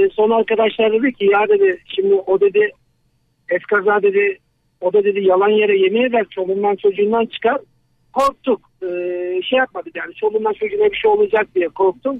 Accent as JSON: {"language": "Turkish", "town": "Tavşanlı", "region": "Kütahya", "country": "Turkey", "said": "Kütahya Tavşanlıyım."}